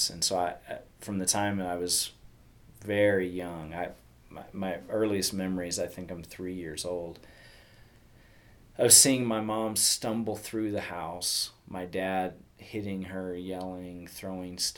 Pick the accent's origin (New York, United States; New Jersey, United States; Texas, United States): Texas, United States; growing up in Texas, and I I had a mom who was devoted to the Lord and in church uh, on a regular basis.